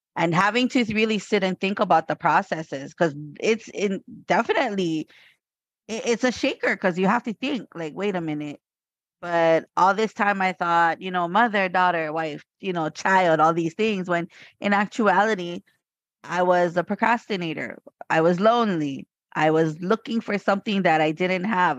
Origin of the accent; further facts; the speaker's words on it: Hawaii, United States; I am from Hawaii